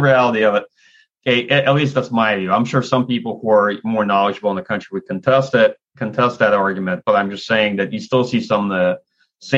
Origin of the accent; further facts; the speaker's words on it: Kyiv, Ukraine; now in United States; I'm originally from Ukraine. I'm from Kiev myself, and so I lived in the latter Soviet Union.